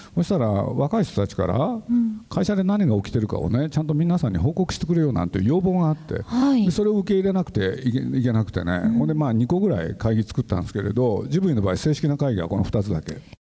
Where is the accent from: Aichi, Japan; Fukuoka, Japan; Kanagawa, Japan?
Aichi, Japan; Nagoya; moved away as an adult; now in Tokyo, Japan; 徳川園あのそばで育った